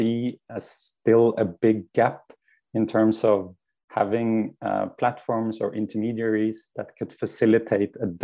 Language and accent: English; Norway; now in Switzerland; I am originally from Norway, where my journey started